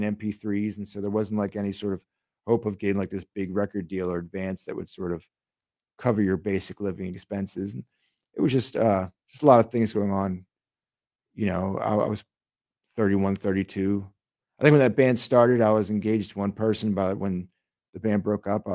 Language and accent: English; Newark, Delaware, United States; also born or lived in Long Island, New York; I moved down to Delaware, and then I grew up down there